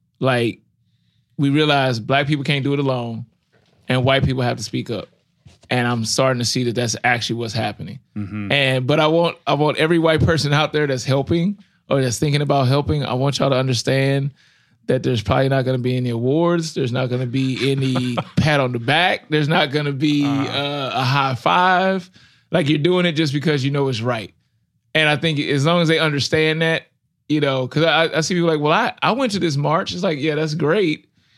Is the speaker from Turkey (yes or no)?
no; Ferguson, Missouri, United States; I grew up in Ferguson, like we talked about before.